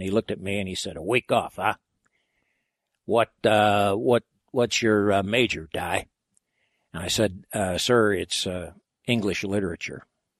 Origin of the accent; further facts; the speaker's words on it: Cape Girardeau, Missouri, United States; I'm from Cape Girardeau.